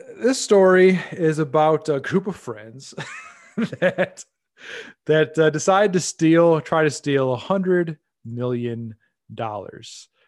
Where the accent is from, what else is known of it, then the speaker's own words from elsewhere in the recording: United States; as an American